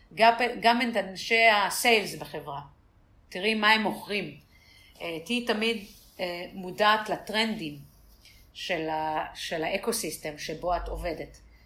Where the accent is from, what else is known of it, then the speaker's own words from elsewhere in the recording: Tel Aviv, Tel Aviv District, Israel; also born or lived in San Francisco; אני מתל אביב